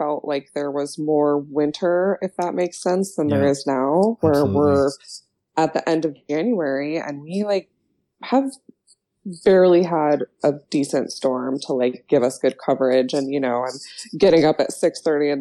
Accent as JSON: {"language": "English", "town": "Bozeman", "region": "Montana", "country": "United States", "tie": "born or raised there", "said": "growing up in Montana, we lived in Bozeman"}